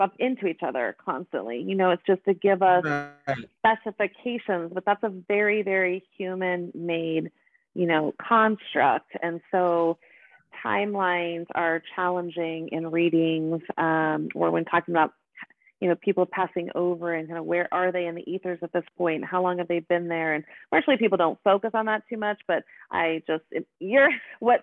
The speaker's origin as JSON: {"language": "English", "town": "Boulder", "region": "Colorado", "country": "United States", "tie": "born or raised there", "also_born_or_lived": "Seattle, Washington / Brazil / Mississippi", "moved": "as an adult", "lives_now": "Lafayette, United States", "said": "I was born and raised in Boulder, Colorado."}